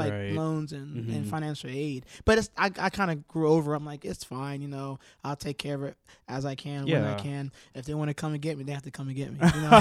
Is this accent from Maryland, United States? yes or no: yes; Maryland, United States; I came from Maryland, so, like, I didn't really know anybody.